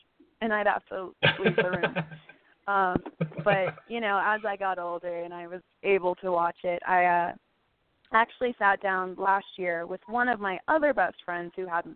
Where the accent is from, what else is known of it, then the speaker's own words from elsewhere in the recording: Orlando, Florida, United States; now in California, United States; born and raised in Orlando